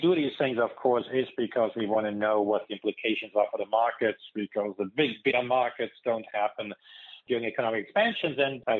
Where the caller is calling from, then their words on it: California, United States; I'm calling here from California